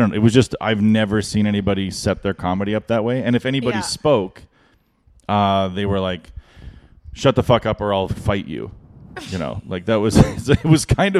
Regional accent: Canada; as a Canadian comic

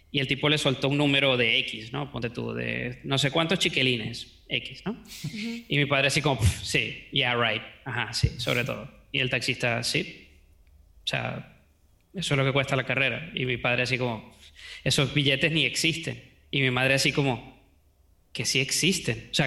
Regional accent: Venezuela; accent: Venezuelan; also born or lived in United States; Entonces, bueno, nací en Venezuela, me crié en Estados Unidos. Luego, cuando volvimos a Venezuela, me crié en muchas partes de Venezuela.

